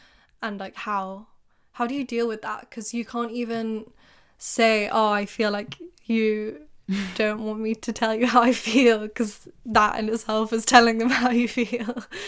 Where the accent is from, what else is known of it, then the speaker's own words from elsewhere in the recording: England, United Kingdom; because I remember you guys used to do it to me too, like about being English, and I was like, what sense does that even make? You're making fun of me for being English.